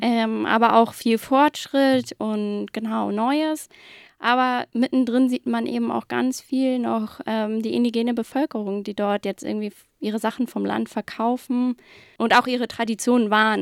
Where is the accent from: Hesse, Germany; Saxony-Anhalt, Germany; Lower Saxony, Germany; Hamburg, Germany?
Hamburg, Germany; ich komme aus Hamburg, bin ganz gebürtige Hamburgerin, war hier in der Schule im Studium